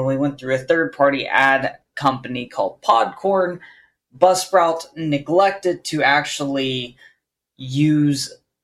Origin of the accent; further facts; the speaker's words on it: United States; I am American